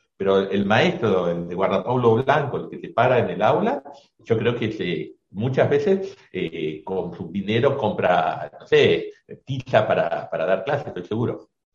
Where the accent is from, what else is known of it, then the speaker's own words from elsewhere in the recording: Buenos Aires, Argentina; also born or lived in Catamarca; soy un porteño que conoce la, Argentina